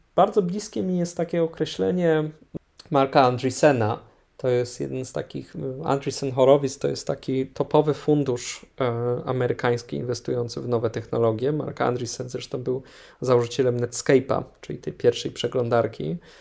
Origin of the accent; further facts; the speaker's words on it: Kraków, Lesser Poland, Poland; do Krakowa, no skąd, skąd jestem